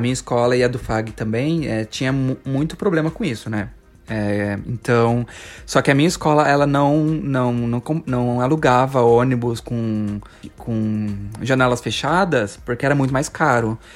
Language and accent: Portuguese; Paulista, São Paulo, Brazil; como um bom paulista